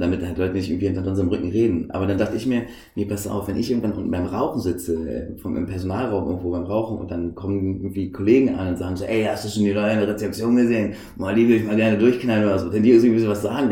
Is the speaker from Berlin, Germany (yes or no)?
yes; Berlin, Germany; ich bin ja auch in Berlin geboren, aufgewachsen